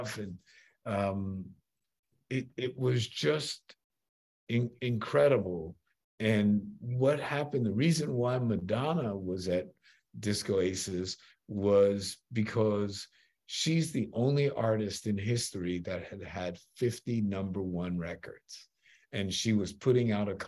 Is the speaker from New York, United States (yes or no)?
yes; New York, United States; I'm a New Yorker